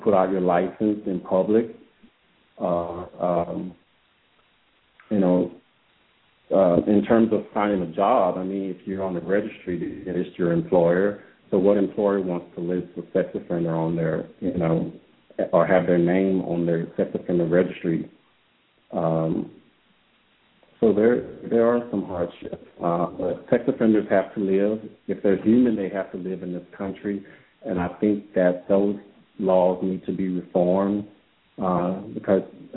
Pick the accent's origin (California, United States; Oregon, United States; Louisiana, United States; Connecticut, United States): Louisiana, United States; I'm from Louisiana.